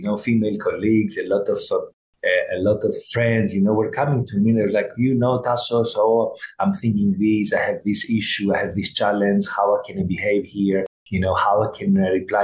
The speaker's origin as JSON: {"language": "English", "country": "Greece", "tie": "born or raised there", "said": "growing up in Greece"}